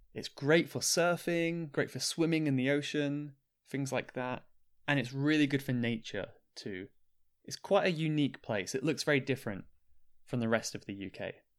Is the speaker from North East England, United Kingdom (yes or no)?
no; Cornwall, South West England, United Kingdom; I am from Cornwall. Cornwall is my home county in the U K.